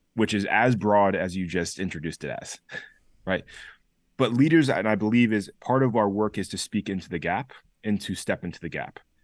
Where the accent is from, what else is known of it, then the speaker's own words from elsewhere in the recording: Chester, Connecticut, United States; also born or lived in New Haven, Connecticut; was raised, born and raised in Chester, Connecticut